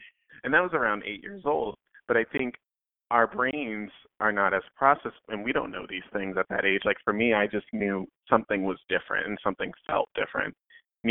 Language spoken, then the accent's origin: English; Boston, Massachusetts, United States; I'm born and raised in Boston, Massachusetts, in a little town named South End